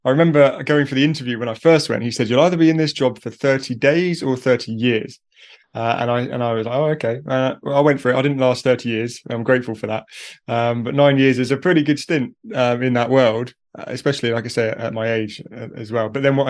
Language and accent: English; United Kingdom; accent: British; So I'm from the UK.